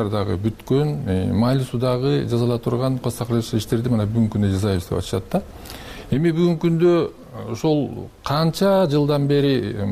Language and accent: Kyrgyz; Mingkush, Jalal-Abad Region, Kyrgyzstan; мен да ошол өзүм минкуштук болом минкуш жергесинде төрөлгөм ошол жерде